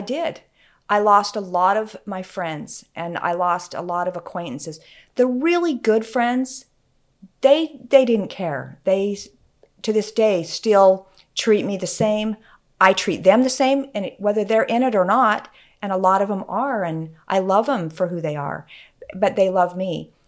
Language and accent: English; Utah, United States; moved away as an adult; also born or lived in Oregon